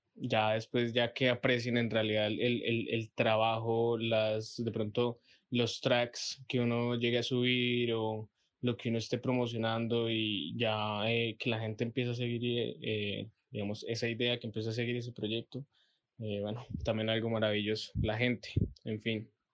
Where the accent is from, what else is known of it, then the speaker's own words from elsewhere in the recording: Boyacá, Colombia; moved away as an adult; now in Pereira, Colombia; soy de Boyacá, estoy viviendo en Pereira hace más o menos ya como tres años